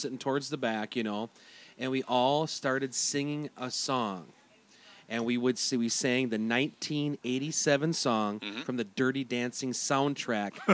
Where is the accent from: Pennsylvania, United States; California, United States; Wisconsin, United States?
Wisconsin, United States; Turtle Lake; now in Twin Cities, United States; I grew up in Turtle Lake, Wisconsin, a very, very small town